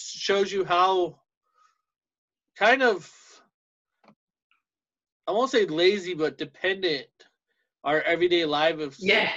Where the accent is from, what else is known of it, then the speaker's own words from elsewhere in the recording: United States; I am American, very proud to be